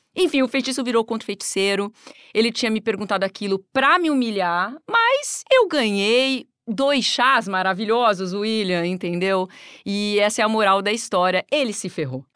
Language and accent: Portuguese; Brazil; era brasileira